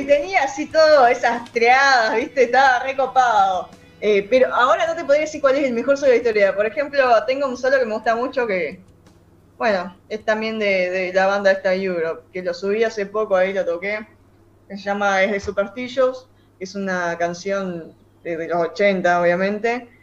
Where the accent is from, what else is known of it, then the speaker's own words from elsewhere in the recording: Zárate, Buenos Aires Province, Argentina; Yo soy de Zárate